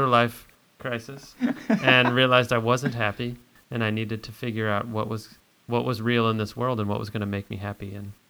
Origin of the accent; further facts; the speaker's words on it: St. Louis, Missouri, United States; moved away as an adult; also born or lived in San Francisco / Dublin, Ireland; now in Camano Island, United States; I grew up in St. Louis. I often feel like I got the best of both worlds as I got to live in St. Louis and go to school there, and then all my family on both sides were from the Ozarks in southern Missouri.